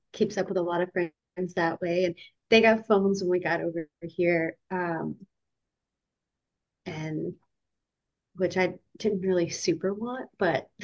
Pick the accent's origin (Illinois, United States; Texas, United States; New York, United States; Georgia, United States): Georgia, United States; moved away as an adult; also born or lived in England / Virginia; now in Germany; We're from Georgia.